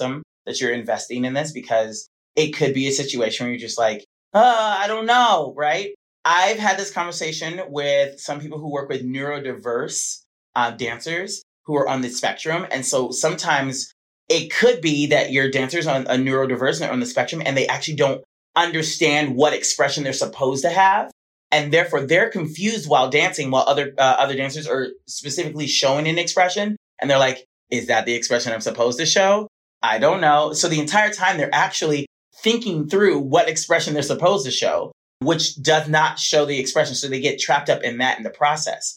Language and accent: English; Los Angeles, California, United States; also born or lived in Atlanta, Georgia / San Diego; raised in Los Angeles